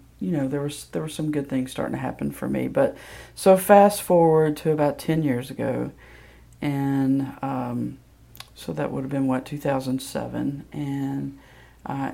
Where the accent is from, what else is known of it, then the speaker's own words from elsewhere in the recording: Senatobia, Mississippi, United States; now in Memphis, United States; I grew up in Senatobia, Mississippi, which is a very small town